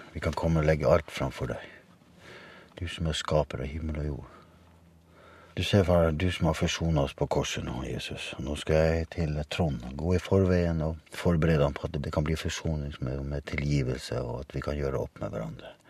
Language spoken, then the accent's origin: Norwegian; Hammerfest, Finnmark, Norway; Jeg kommer fra Nord-Norge. Hammerfest. Verdens nordligste by. Visste du det? Gjorde du ikke det?